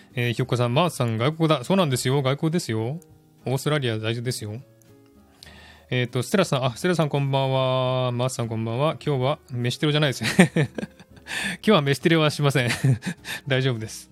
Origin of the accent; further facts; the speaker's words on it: Japan; now in Australia; 私は日本の国籍は捨てらんない